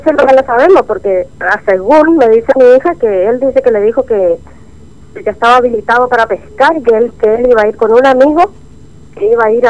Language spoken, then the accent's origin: Spanish; Pampa Almirón, Chaco, Argentina; yo supuestamente dice que nací en Pampa Almirón, no había para el lado de La Blanca, ahí tengo, tenía